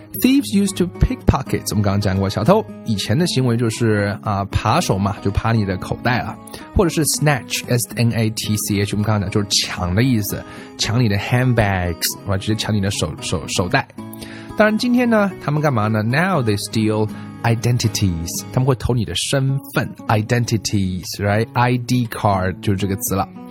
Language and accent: Chinese; China; 我们中国人